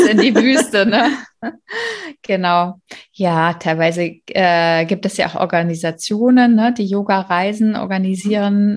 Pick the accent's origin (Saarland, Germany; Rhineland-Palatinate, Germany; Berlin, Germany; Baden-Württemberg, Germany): Berlin, Germany; ich bin ja in Berlin aufgewachsen, aber auf der anderen Seite der Mauer